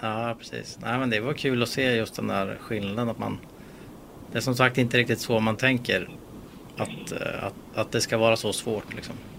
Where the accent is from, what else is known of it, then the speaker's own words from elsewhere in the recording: Sweden; vi svenskar